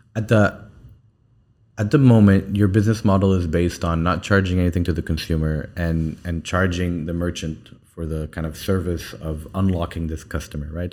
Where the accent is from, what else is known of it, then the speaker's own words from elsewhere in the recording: Saudi Arabia; now in United Arab Emirates; I spent most of my time growing up in, in, in, in Saudi, and now I'm back in the U A E.